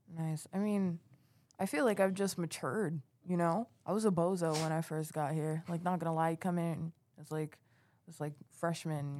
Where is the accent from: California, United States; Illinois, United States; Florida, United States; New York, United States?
New York, United States; New York City; moved away as an adult; now in Plattsburgh, United States; I'm also from New York City